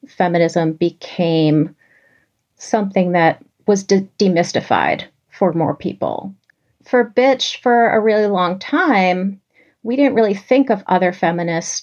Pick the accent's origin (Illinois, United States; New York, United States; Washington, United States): New York, United States; New York City; growing up in New York City